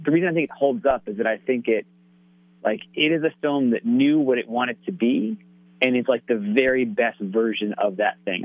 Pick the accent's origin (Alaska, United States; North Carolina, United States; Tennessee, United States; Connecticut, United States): Connecticut, United States; growing up in Connecticut